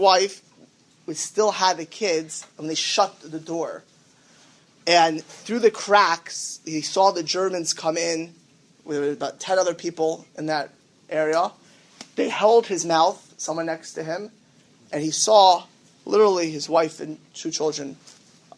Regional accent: Miami Beach, Florida, United States; I grew up in Miami Beach

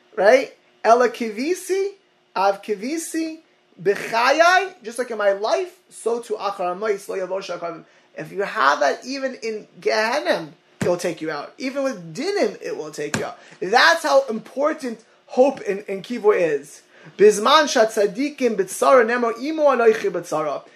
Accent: Miami Beach, Florida, United States; growing up in Miami Beach with the retirement home of, of, Holocaust survivors.

